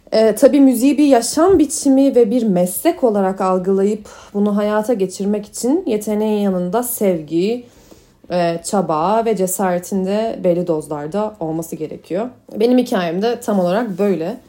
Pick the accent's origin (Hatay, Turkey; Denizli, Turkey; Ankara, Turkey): Ankara, Turkey; moved away as an adult; now in Düsseldorf, Germany; Doğma büyüme Ankaralıyım.